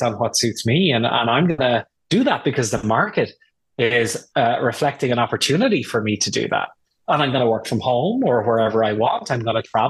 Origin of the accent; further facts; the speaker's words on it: Ireland; moved away as an adult; also born or lived in United Kingdom / Germany / Washington, D.C.; now in United States; I'm Irish. I grew up in Ireland